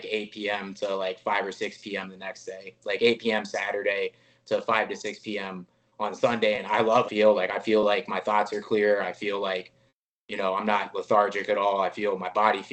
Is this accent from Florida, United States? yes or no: no; Ohio, United States; moved away as an adult; now in Las Vegas, United States; come back home and put on for, you know, everybody in Cleveland and everybody from my hometown and everybody from my home state.